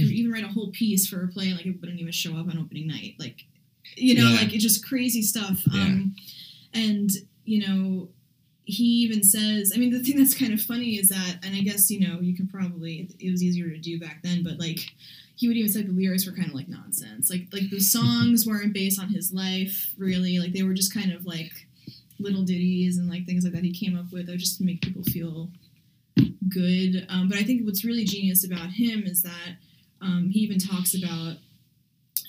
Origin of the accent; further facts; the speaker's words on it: New York City, New York, United States; it's my hometown, you know, Shaolin